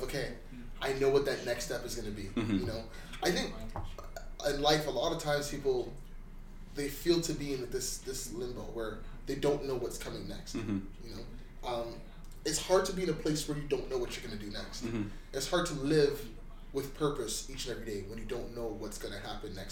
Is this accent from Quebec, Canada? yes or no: no; Mississauga, Ontario, Canada; growing up in Malton